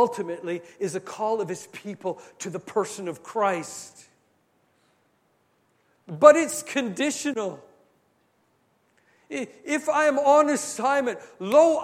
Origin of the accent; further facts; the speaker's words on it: Canada; I'm Canadian